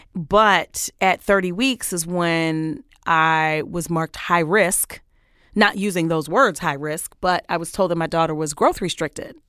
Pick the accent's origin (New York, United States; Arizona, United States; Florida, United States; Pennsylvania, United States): New York, United States; New York City; moved away as an adult; also born or lived in Washington, D.C.; I grew up, uh, on Crown Street between Troy and Albany for all my Brooklynites